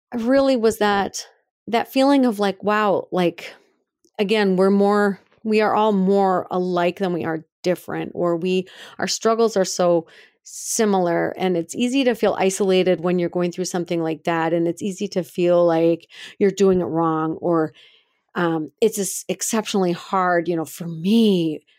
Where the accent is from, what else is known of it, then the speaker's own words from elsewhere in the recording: Brainerd, Minnesota, United States; now in Missoula, United States; in Brainerd, Minnesota, which is my hometown